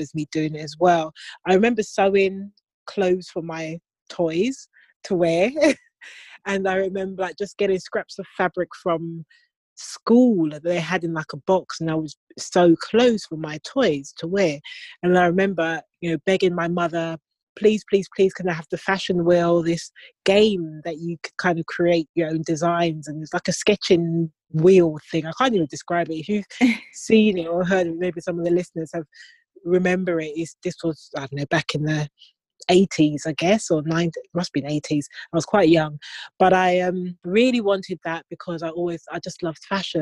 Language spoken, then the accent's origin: English; London, United Kingdom; I'm from the UK, from born and bred in London